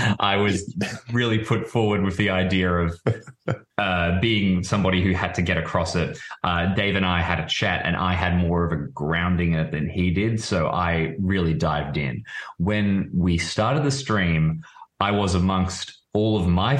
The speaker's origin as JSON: {"language": "English", "town": "Melbourne", "region": "Victoria", "country": "Australia", "said": "I'm from Melbourne, Australia"}